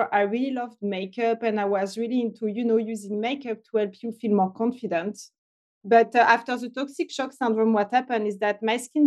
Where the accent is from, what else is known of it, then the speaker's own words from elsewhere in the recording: France near Paris, Île-de-France, France; English is a second language; moved away; I'm French originally. I grew up in France near Paris.